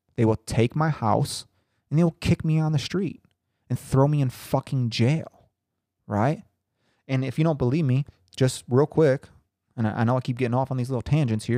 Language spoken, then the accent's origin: English; Howard, Indiana, United States; my hometown of Howard, Indiana